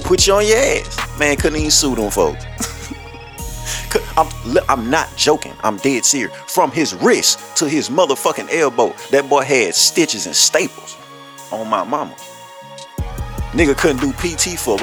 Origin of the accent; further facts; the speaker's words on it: Louisiana, United States; I'm from Louisiana